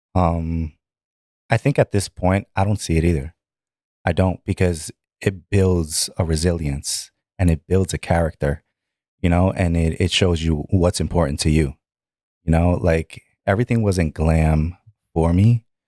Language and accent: English; New York City, New York, United States; also born or lived in Bronx, New York; Bronx, New York. Uh, born in Bronx and then, uh, moved to Brooklyn. And then that's where I spend the majority